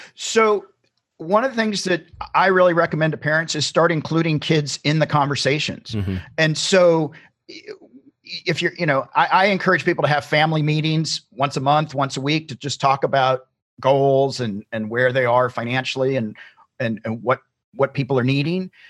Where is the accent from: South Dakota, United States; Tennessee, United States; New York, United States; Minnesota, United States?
Tennessee, United States; moved away as an adult; now in California, United States; I'm originally from Tennessee. I grew up in Tennessee